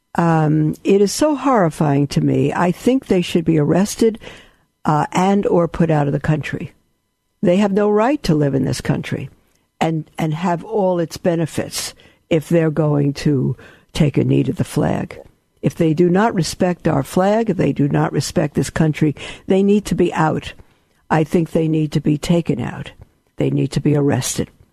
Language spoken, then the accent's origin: English; United States; I'm an American.